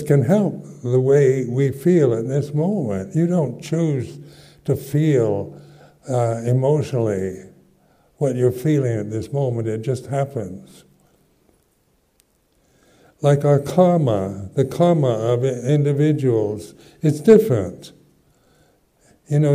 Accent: United States; moved away as an adult; also born or lived in London, United Kingdom / West Sussex, United Kingdom; I'm an American

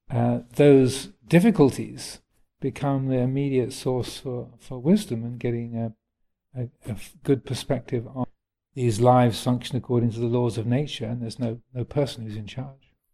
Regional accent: England, United Kingdom; It's being English, I can, can say that.

